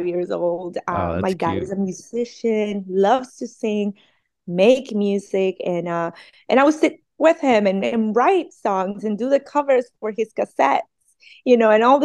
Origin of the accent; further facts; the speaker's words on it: Colombia; also born or lived in Montería, Colombia / Barranquilla, Colombia / Santa Marta, Colombia / Cartagena, Colombia; now in California, United States; I'm a immigrant from Colombia